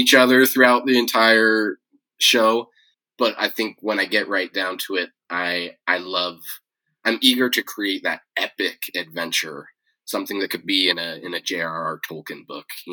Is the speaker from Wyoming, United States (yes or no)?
no; Yosemite National Park, California, United States; I grew up in Yosemite National Park